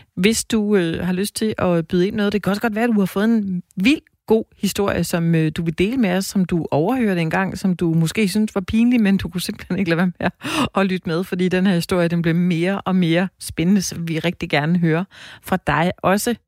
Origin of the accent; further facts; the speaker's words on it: Denmark; er vi danskere